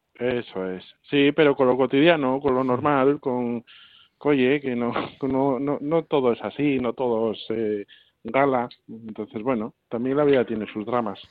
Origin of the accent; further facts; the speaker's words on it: Asturias, Spain; yo soy norteño, soy de Asturias